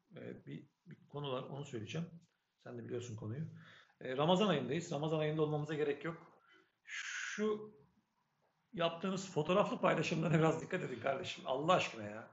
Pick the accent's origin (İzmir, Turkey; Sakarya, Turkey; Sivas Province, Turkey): Sakarya, Turkey; Adapazarı; ben kaç yıllık Adapazarılıyım